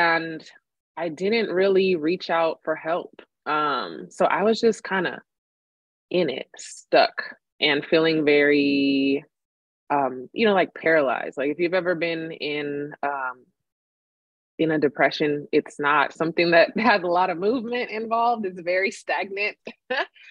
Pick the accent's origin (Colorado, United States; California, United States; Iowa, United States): California, United States; Sacramento; born or raised there; also born or lived in Madrid, Spain